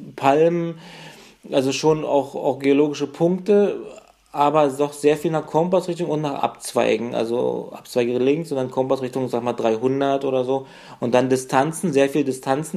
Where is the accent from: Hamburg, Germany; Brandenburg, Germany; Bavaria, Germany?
Brandenburg, Germany; 100 km north of Berlin; die Ecke, wo ich herkomme, so ein 100 Kilometer nördlich von Berlin